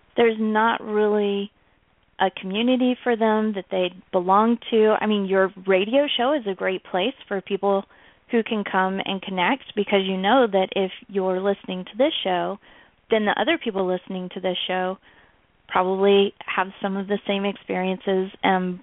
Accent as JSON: {"language": "English", "region": "the South", "country": "United States", "tie": "born or raised there", "said": "I was born in the South, in the United States"}